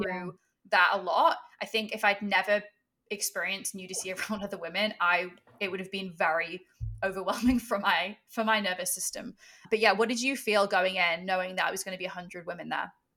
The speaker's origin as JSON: {"language": "English", "region": "England", "country": "United Kingdom", "tie": "born or raised there", "said": "I grew up in England"}